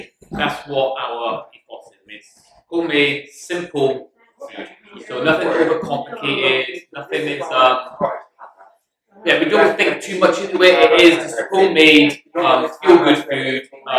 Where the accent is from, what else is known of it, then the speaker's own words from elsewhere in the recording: Scotland, United Kingdom; However, we are Scottish and proud as well